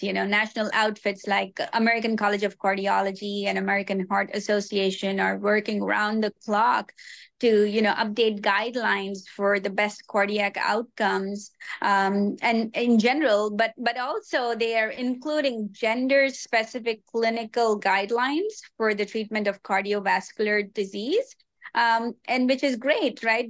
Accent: Hyderabad, Telangana, India; moved away as an adult; also born or lived in Mauritius; now in Long Beach, United States; worked at a cardiac hospital in my hometown Hyderabad

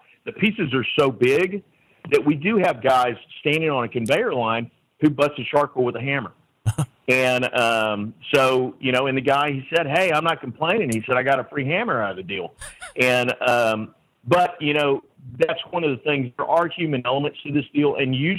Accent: Texas, United States; You know, we are from Central Texas.

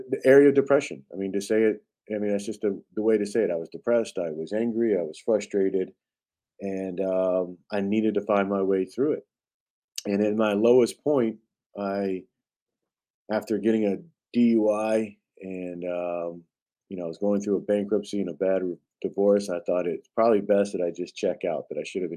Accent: United States; I'm just an American that loves this country, and I served my country in the United States Marine Corps

